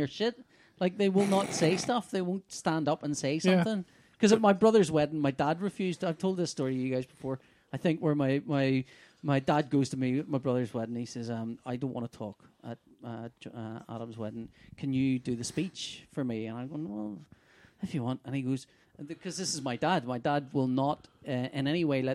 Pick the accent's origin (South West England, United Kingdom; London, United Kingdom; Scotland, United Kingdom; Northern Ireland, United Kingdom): Northern Ireland, United Kingdom; Belfast; we're from Belfast